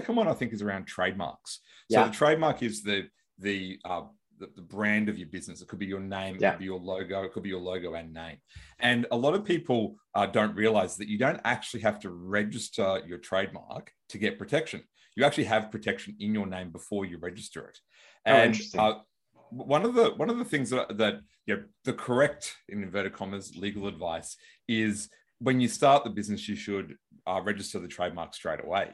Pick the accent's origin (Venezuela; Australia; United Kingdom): Australia; I'm from Australia